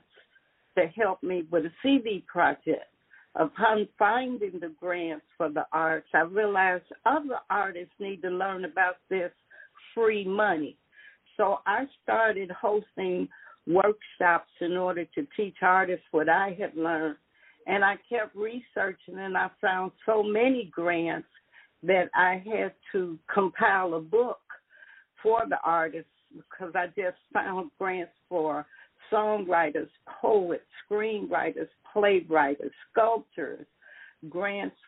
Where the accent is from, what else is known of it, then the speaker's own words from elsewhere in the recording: Chicago, Illinois, United States; I grew up in Chicago